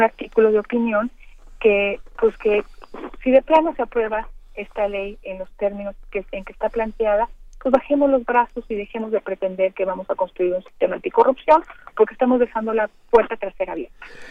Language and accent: Spanish; Mexico; nosotros como mexicanos